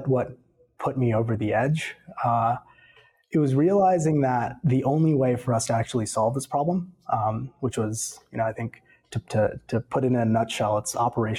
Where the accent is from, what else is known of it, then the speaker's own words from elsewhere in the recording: Atlanta, Georgia, United States; also born or lived in Stanford; I grew up here in Atlanta